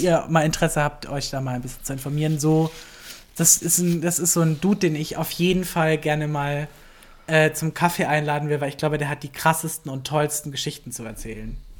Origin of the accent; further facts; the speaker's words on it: Baden-Württemberg, Germany; moved away as an adult; now in Berlin, Germany; ich komme ja aus, ein, aus Süddeutschland, ich komme aus Baden-Württemberg